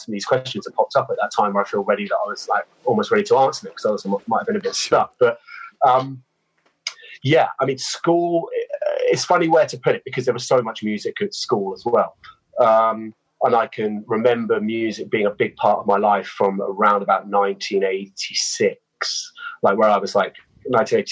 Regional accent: Christchurch, South West England, United Kingdom; I grew up in Dorset, not too far away from Bournemouth. And, yeah, it's a little seaside town there in a place called Christchurch

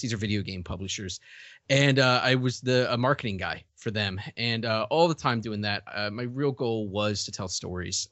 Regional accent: Richmond, Virginia, United States; moved away as an adult; also born or lived in New York; I grew up in Richmond, Virginia, primarily in Richmond, Virginia

